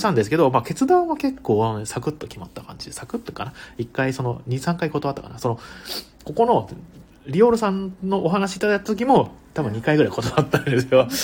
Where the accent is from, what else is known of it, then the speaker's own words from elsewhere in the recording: Imabari, Ehime, Japan; now in Tokyo, Japan; 出身地はですね、愛媛県ですね。愛媛県の今治市というね、あの、今治タオルで有名なところですね